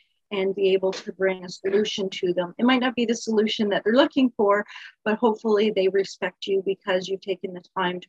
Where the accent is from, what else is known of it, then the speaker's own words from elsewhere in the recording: Niagara Falls, Ontario, Canada; I grew up in Niagara Falls. I was born in Niagara Falls, lived my whole life here